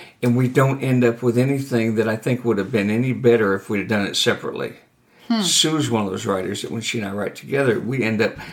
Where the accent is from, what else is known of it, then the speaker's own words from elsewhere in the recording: Michigan, United States; I'm from Michigan